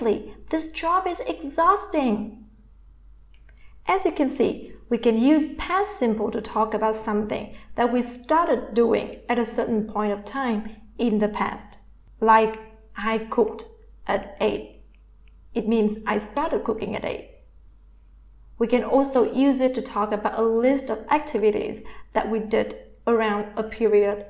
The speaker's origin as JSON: {"language": "English", "country": "Vietnam", "second_language": "English", "said": "I am from Vietnam, and in Vietnamese language, we do not have tenses"}